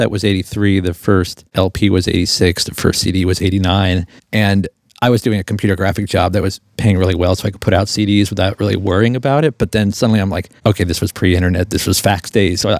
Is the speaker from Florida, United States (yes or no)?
yes; Fort Lauderdale, Florida, United States; I was in Fort Lauderdale.